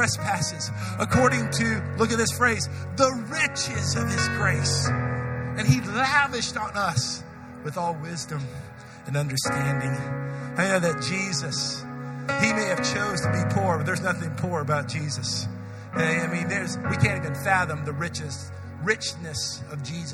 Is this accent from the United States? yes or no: yes; United States; I'm an American